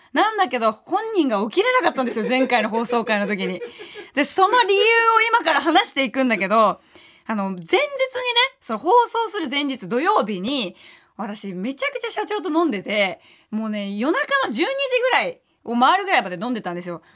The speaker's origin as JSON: {"language": "Japanese", "region": "Tokyo", "country": "Japan", "tie": "born or raised there", "said": "下町出身ですから"}